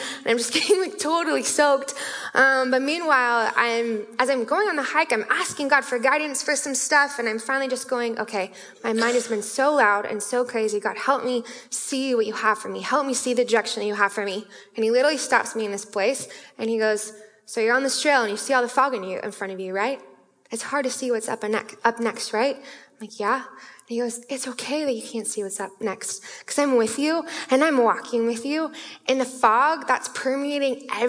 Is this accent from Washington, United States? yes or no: yes; Issaquah, Washington, United States; I'm from Issaquah, our Spanish area